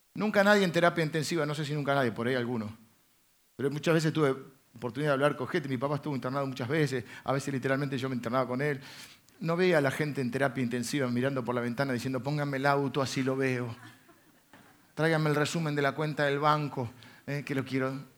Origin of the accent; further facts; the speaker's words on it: Argentina; accent: Argentine; hablas muy como argentino